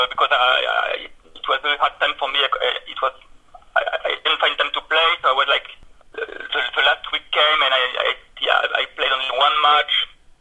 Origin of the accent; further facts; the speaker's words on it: Bordeaux, Nouvelle-Aquitaine, France; moved away as an adult; now in Lyon, France; I'm from Bordeaux, which is maybe a more famous city in France. And I moved to Lyon for my job, my first job.